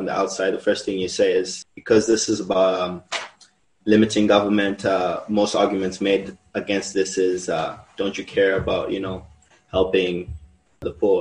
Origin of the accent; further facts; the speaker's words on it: Zimbabwe; now in Mexico; I am from Zimbabwe, but I am a Mexico resident.